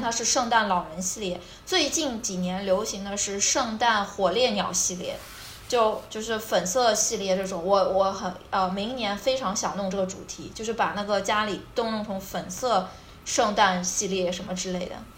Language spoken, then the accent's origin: Chinese; China; moved away as an adult; 我是中国人